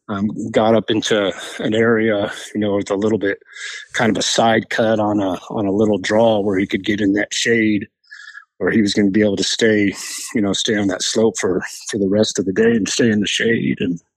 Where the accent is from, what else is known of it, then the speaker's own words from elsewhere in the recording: New Mexico, United States; moved away as an adult; now in Colorado, United States; I grew up in New Mexico